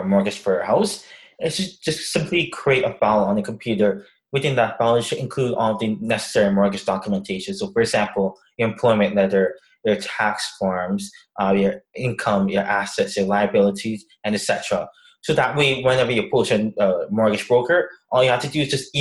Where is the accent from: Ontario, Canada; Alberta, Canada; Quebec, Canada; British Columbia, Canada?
Ontario, Canada; Toronto; I'm from Scarborough